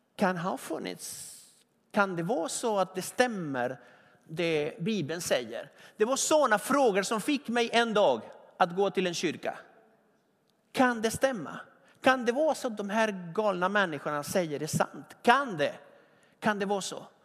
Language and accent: Swedish; Argentina; now in Sweden; I Argentina pallar man inte äpplen. Där jag kommer ifrån, man pallar inte äpplen, man pallar vindruvor